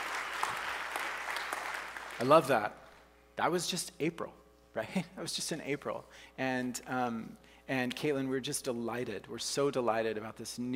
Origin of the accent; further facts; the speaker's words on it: Oklahoma, United States; moved away as an adult; also born or lived in Canada; I'm from the States, you know, from Oklahoma